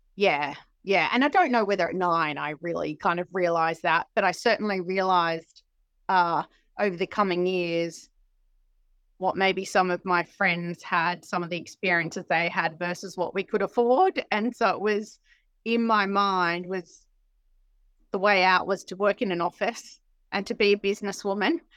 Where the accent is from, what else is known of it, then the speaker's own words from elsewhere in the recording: Sydney, New South Wales, Australia; moved away as an adult; now in United Kingdom; I'm from Sydney, uh, in Australia